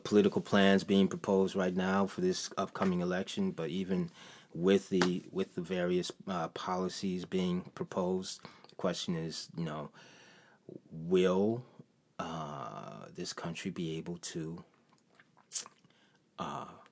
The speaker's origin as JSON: {"language": "English", "town": "Detroit", "region": "Michigan", "country": "United States", "tie": "born or raised there", "also_born_or_lived": "Chicago", "moved": "as an adult", "said": "I was born in Henry Ford Hospital"}